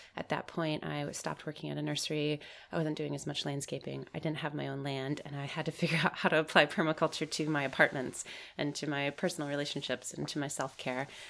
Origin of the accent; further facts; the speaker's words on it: Michigan, United States; I'm from Michigan in the United States